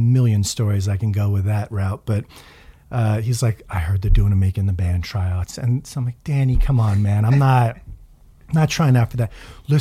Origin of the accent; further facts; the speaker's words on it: New York City, New York, United States; moved away as an adult; also born or lived in Pacific Northwest; now in Long Island, United States; growing up in Queens, really any of the five boroughs, but particularly Queens